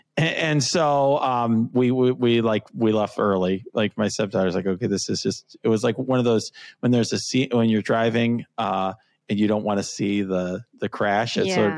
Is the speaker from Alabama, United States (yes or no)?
no; Chicago, Illinois, United States; So I'm a Chicagoan.